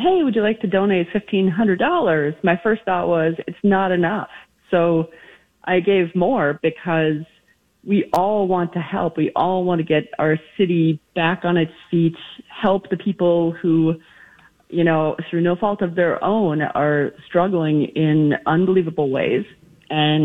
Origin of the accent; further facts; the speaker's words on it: Minneapolis, Minnesota, United States; I was born in Minneapolis